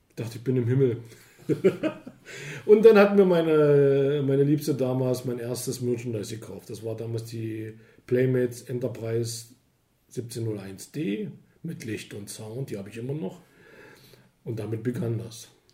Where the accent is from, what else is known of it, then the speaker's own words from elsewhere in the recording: East Germany, Germany; ich bin ja ein Ostbürger, ich, also, ich komme aus dem Osten.